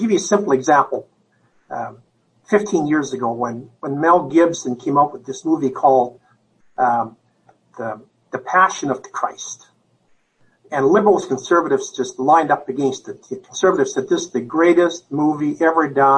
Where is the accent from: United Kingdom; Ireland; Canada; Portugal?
Canada; moved away as an adult; now in United States; I'm a Canadian, so I haven't lived in the United States other than the last 15 years